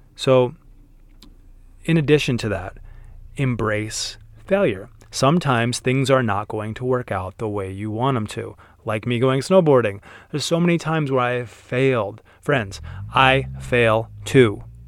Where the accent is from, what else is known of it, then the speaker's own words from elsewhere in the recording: Utah, United States; growing up in Utah